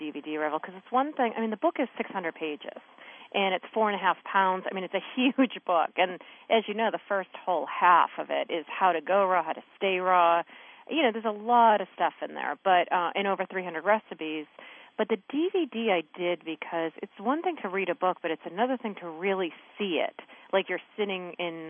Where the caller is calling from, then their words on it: Maine, United States; I'm calling in from Maine.